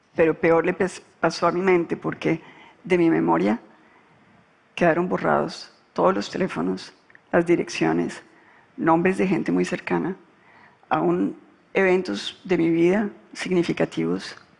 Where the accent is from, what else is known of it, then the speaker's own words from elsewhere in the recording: Colombia; cuando yo ingresé a la política en Colombia